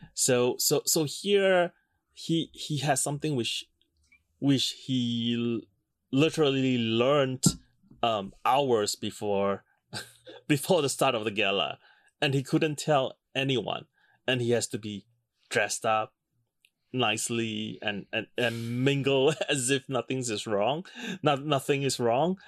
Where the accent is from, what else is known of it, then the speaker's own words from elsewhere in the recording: Singapore; a rather conservative environment, which I grew up in in Singapore